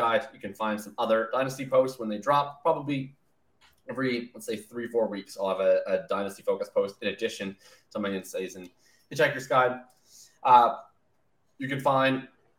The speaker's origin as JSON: {"language": "English", "town": "Winnipeg", "region": "Manitoba", "country": "Canada", "moved": "yes", "lives_now": "British Columbia, Canada", "said": "I'm from Winnipeg originally"}